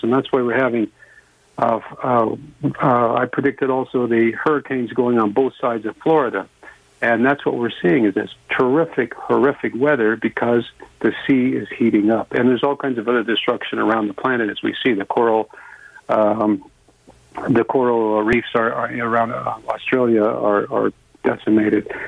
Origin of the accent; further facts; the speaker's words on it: Canada; I'm a Canadian. I'm not American